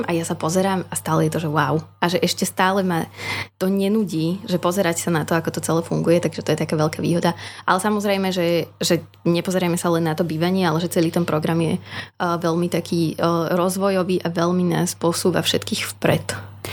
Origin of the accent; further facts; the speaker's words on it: Partizánske, Trenčín Region, Slovakia; moved away as an adult; now in Trnava, Slovakia; ja pochádzam z Partizanského, to je hodinu a pol vlakom.